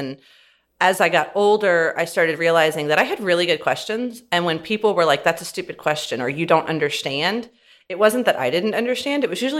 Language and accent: English; Florida, United States; also born or lived in California / Alabama; So I grew up in Florida, California, Alabama, went to undergrad at LSU and law school, and then moved out here in 17.